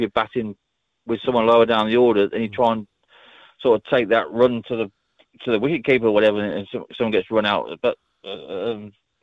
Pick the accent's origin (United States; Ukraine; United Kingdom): United Kingdom; England; I'm English